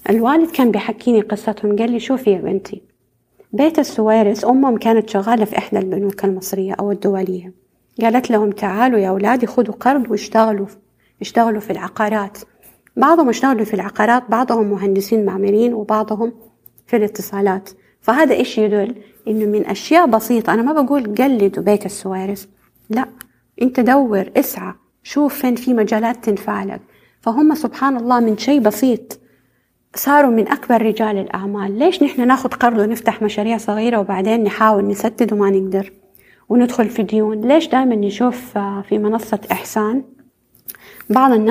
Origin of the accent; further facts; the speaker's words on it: Saudi Arabia; ليش عندنا في السعودية دائما يعني البلد أو الحكومة بتركز على المشاريع الضخمة الكبيرة